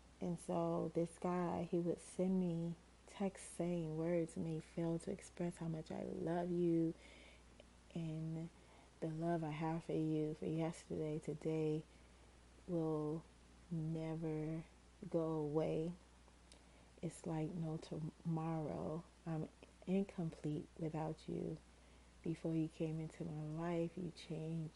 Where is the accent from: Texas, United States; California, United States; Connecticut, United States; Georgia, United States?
Georgia, United States; I was from Georgia